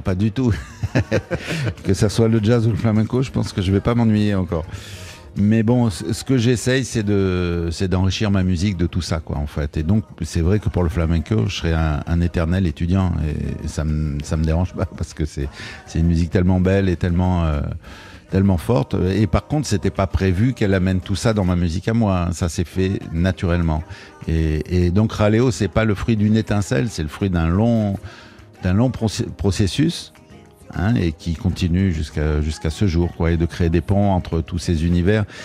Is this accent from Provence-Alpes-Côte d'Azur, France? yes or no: yes; Marseille, Provence-Alpes-Côte d'Azur, France; moved away as an adult; also born or lived in Paris; je viens du sud de la France